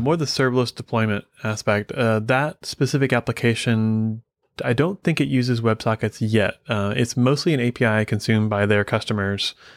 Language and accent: English; Midwest, United States; I grew up in the Midwest